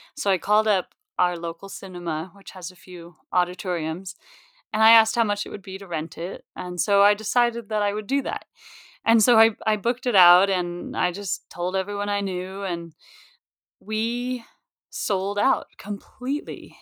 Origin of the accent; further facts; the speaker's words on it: Mount Shasta, California, United States; moved away as an adult; also born or lived in San Francisco, United States / New York, United States; I grew up in Mount Shasta, which, if you don't know it, it's about 3,000 people.